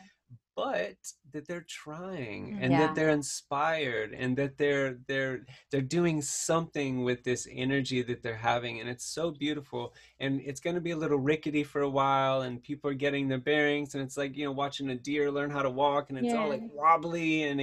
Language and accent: English; the South, United States; moved away; I grew up in the South